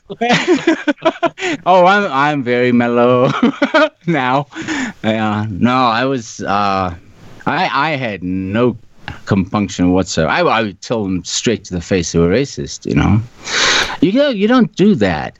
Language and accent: English; South Africa; moved away; I was born in South Africa. Grew up there.